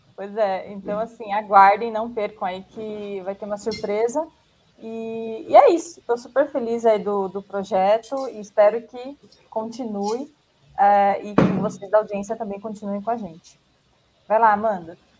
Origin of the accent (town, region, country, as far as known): Brazil